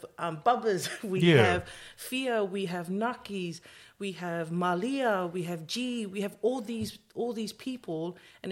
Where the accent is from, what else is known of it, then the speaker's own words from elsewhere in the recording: New Zealand; growing up in New Zealand